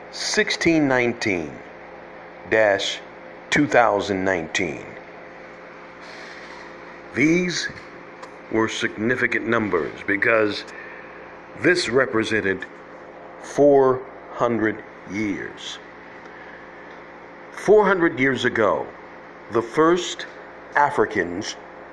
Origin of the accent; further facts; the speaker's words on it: Virginia, United States; moved away; back in my home state, Virginia